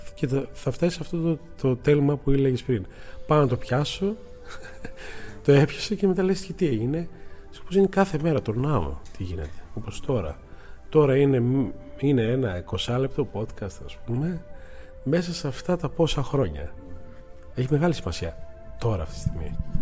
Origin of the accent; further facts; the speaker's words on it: Greece; είμαστε Έλληνε.